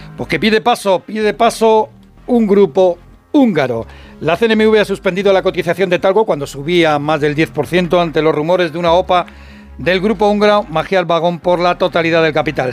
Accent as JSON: {"language": "Spanish", "town": "Madrid", "region": "Community of Madrid", "country": "Spain", "said": "yo soy de Vallecas"}